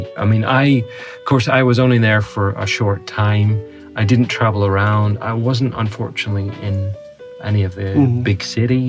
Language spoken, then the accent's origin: English; Northern Ireland, United Kingdom; I'm from Northern Ireland